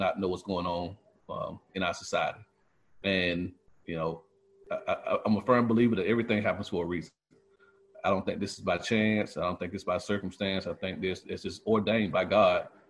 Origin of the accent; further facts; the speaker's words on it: Quincy, Florida, United States; I grew up in Quincy, Florida